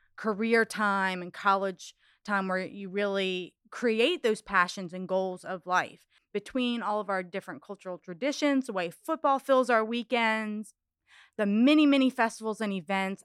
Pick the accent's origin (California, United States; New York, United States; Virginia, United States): Virginia, United States; Charlottesville; now in Louisiana, United States; I was born in Charlottesville, Virginia